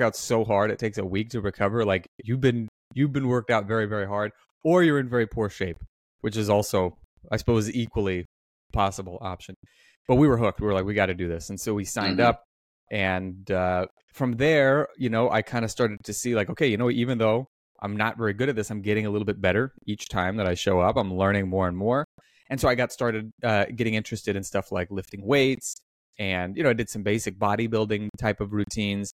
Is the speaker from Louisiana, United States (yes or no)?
no; Omaha, Nebraska, United States; I grew up in Omaha, Nebraska